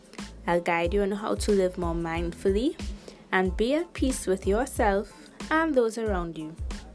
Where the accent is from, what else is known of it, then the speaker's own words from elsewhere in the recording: Trinidad & Tobago; I'll be your host. I'm from Trinidad and Tobago, a beautiful twin island in the Caribbean.